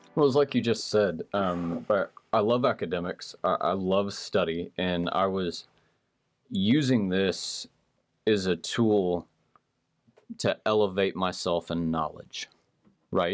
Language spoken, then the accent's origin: English; Marble Falls, Texas, United States; I grew up in Marble Falls